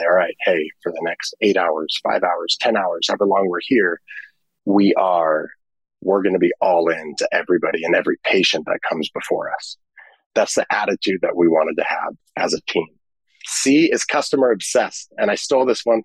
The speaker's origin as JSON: {"language": "English", "town": "Mission Viejo", "region": "California", "country": "United States", "tie": "born or raised there", "said": "I grew up here in California, in Mission Viejo"}